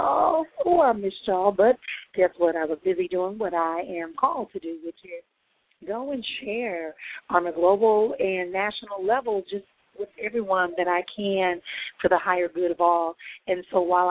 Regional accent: Milwaukee, Wisconsin, United States; my hometown, Milwaukee, Wisconsin

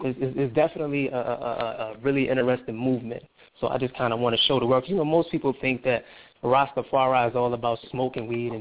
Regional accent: New Orleans, Louisiana, United States; I'm from New Orleans

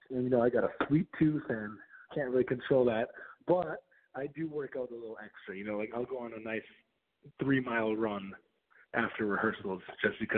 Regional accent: Minnesota, United States; I grew up in Minnesota, and my parents they moved from Belarus, which at the time was the part of the Soviet Union

